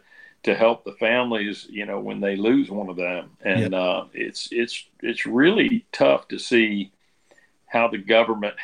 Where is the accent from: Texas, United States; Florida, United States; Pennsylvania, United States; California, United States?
Florida, United States; I'm born and raised in Florida rather than Louisiana.